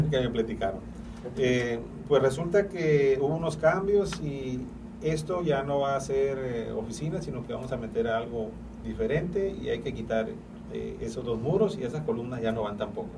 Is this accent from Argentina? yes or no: no; northern Mexico, Mexico; yo soy del norte de la República